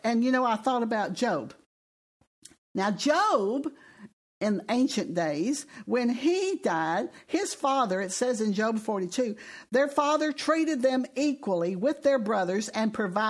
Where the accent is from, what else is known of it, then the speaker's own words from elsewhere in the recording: Texas, United States; we're from Texas